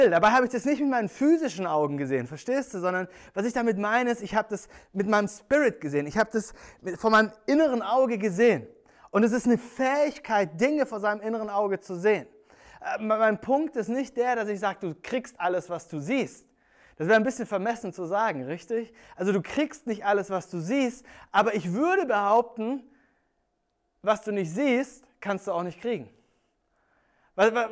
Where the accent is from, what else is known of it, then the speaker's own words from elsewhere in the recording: Germany; ich bin am Bodensee groß geworden und ähm, als Kind war ich eigentlich jeden Tag im Sommer am See